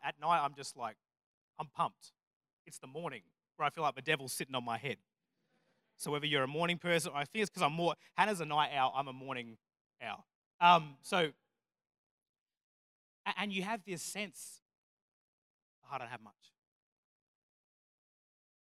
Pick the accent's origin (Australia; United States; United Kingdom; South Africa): Australia; Murray Bridge, South Australia; I grew up in Murray Bridge